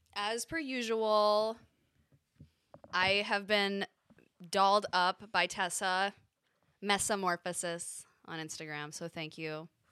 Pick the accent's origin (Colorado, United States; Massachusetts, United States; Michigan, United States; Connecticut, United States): Connecticut, United States; I grew up in Connecticut